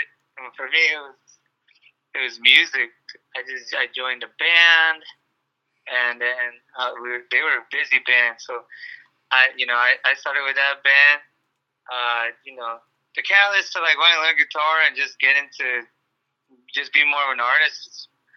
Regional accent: Los Angeles, California, United States; I've always lived out here in L.A. my whole life

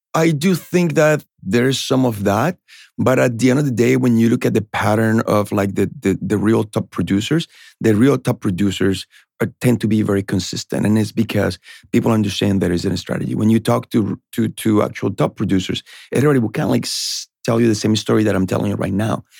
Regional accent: Colombia; English is a second language; now in Boston, United States; I was born in Colombia. I, I got to United States to Boston in the early nineties

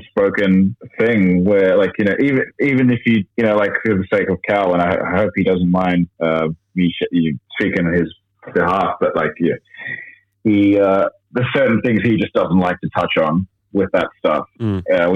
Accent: Sydney, New South Wales, Australia; I grew up like northwest Sydney, like Hills District

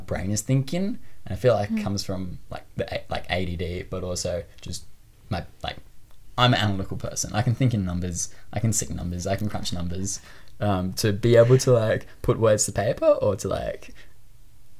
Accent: Sydney, New South Wales, Australia; accent: Australian; I grew up in the Northern Beaches in Sydney, Australia. And that is definitely home for me.

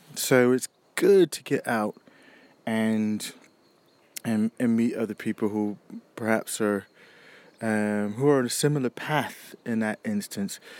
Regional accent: United States; now in United Kingdom; for me as an American and living here

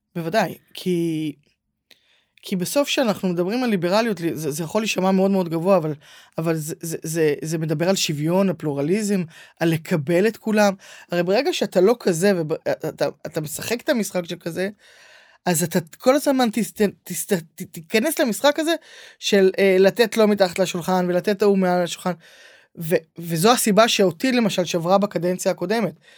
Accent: Herzliya, Tel Aviv District, Israel; הרצליה זו עיר מדהימה. אני גדלתי בה, התחנכתי

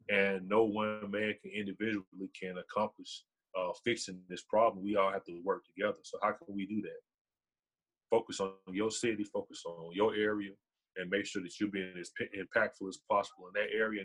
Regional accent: Decatur, Georgia, United States; now in Carrollton, United States; I'm from Decatur

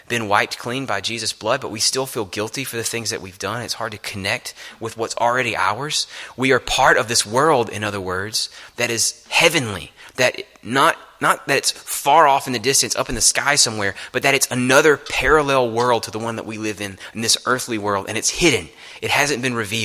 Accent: the South, United States; I'm from the South

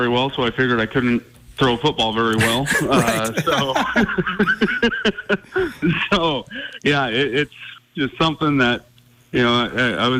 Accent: Glendive, Montana, United States; being a kid growing up in Eastern Montana

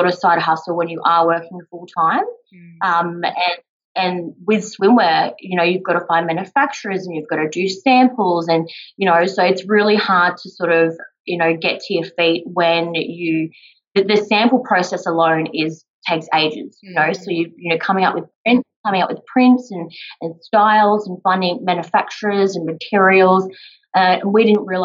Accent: Sunshine Coast, Queensland, Australia; moved away as an adult; now in Melbourne, Australia; So I'm originally from the Sunshine Coast, the beautiful Sunshine State, and we crazily moved to Melbourne

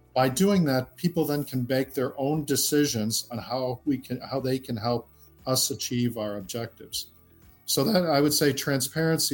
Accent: Midwest, United States; now in London, United Kingdom; we grew up in the Midwest in the United States

